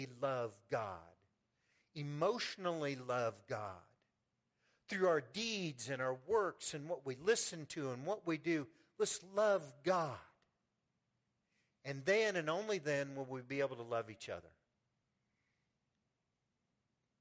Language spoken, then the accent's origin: English; Pleasant Hill, United States; I'm from Pleasant Hill